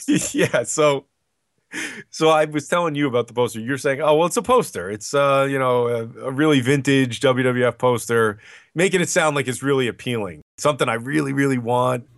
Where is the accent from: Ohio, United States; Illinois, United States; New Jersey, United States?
New Jersey, United States; it was in my home state